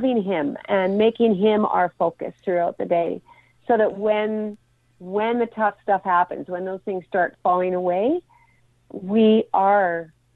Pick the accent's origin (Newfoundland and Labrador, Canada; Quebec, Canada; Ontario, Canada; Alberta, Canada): Alberta, Canada; now in Vancouver area, Canada; I grew up in Alberta, where minus 40 was typical for winter